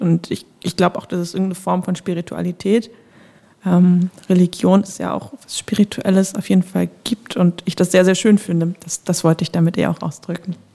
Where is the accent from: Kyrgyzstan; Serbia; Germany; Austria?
Germany; Northern Germany; ich bin in Deutschland äh, groß geworden